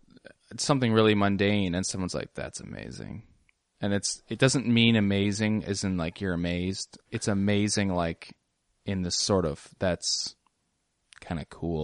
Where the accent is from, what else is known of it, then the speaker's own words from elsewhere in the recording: Scotland, United Kingdom; it's like, I'm from Scotland.